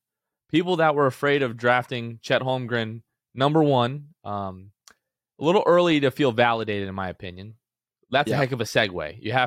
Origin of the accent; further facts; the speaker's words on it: Gulf Coast, United States; I grew up in the Gulf.